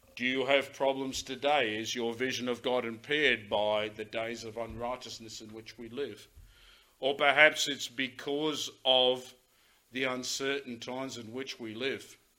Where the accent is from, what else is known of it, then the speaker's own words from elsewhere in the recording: Australia; we as Australian citizens